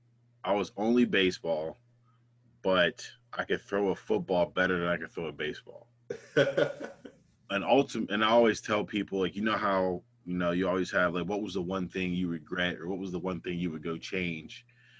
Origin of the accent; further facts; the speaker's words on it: Ambridge, Pennsylvania, United States; also born or lived in Sewickley; I was born in Swickley. I went to Quaker Valley grade.